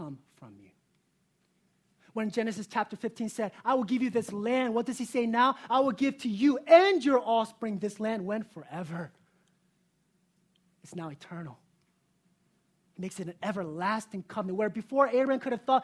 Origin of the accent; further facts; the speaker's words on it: South Korea; moved away; I was born in South Korea